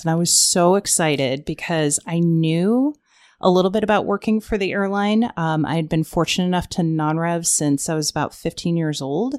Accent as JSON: {"language": "English", "region": "Ohio", "country": "United States", "also_born_or_lived": "Arizona", "moved": "as an adult", "said": "I'm from Ohio, moved out to Arizona"}